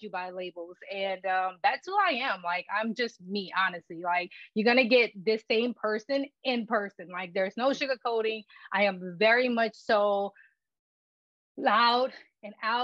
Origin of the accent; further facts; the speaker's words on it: Louisiana, United States; moved away; I'm from a very, very small town. Our village, the name of it is Lauraville, in Louisiana.